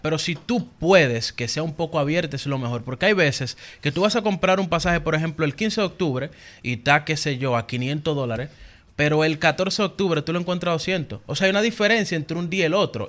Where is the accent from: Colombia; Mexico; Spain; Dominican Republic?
Dominican Republic; yo dominicano